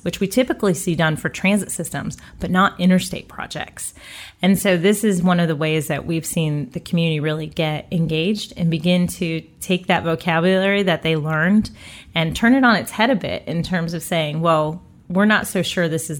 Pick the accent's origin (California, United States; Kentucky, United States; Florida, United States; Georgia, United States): Florida, United States; also born or lived in Connecticut / Massachusetts / Boston / Providence; I did spend most of my childhood growing up in Florida.